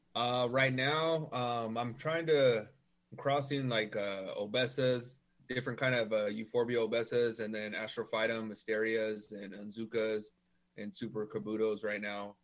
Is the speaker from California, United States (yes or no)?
yes; Norwalk, California, United States; now in Whittier, United States; I grew up in Norwalk, and then I moved to Whittier about 2011